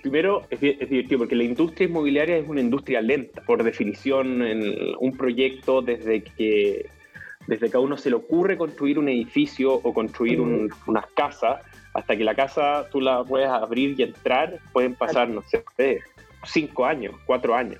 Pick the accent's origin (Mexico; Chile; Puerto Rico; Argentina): Chile; yo soy chileno, tengo 37 años.